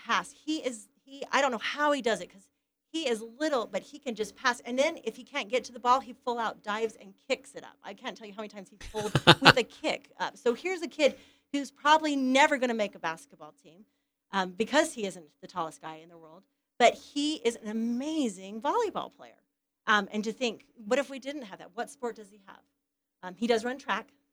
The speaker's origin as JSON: {"language": "English", "town": "Ephraim", "region": "Utah", "country": "United States", "tie": "born or raised there", "said": "I'm from Ephraim, Utah. Went to Manti High. Our biggest rivals were North Sampete High"}